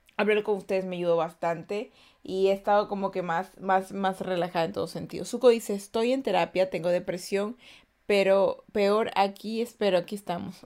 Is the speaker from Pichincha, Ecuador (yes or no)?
no; Guayaquil, Guayas, Ecuador; yo soy de Guayaquil, Ecuador